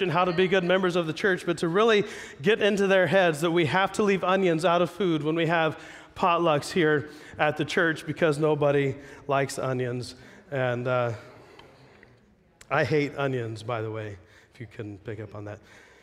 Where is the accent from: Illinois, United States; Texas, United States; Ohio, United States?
Ohio, United States; Jackson; moved away as an adult; now in Pacific Northwest, United States; I'm not from here. I grew up in Ohio.